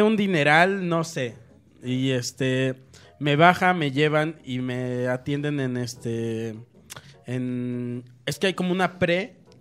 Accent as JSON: {"language": "Spanish", "country": "Mexico", "said": "me dio esta onda que te da como mexicano"}